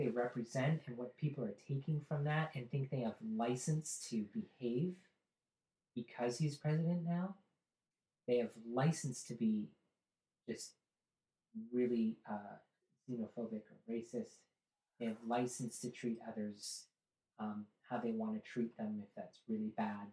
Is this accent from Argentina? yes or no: no; Canada; up here in the landscape and how we have a tenth of the population, an even bigger land mass.